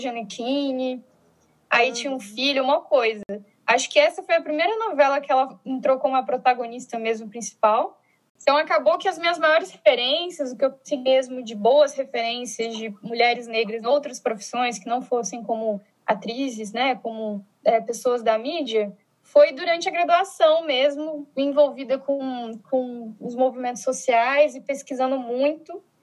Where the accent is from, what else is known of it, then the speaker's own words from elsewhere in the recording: Brasília, Federal District, Brazil; sou de Brasília, formada em Sociologia pela Universidade de Brasília, né, que é a federal daqui